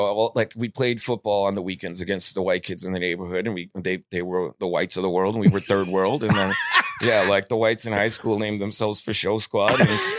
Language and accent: English; New York City, New York, United States; growing up in New York City.